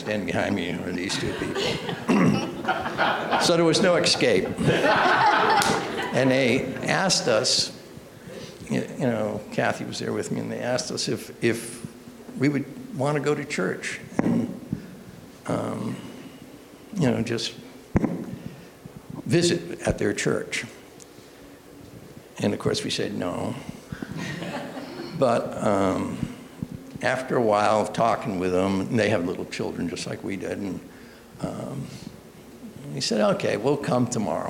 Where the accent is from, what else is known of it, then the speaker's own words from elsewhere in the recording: Brattleboro, Vermont, United States; also born or lived in Massachusetts; now in Pennsylvania, United States; I'm originally from Brattleboro, Vermont. God moved me down here to Pennsylvania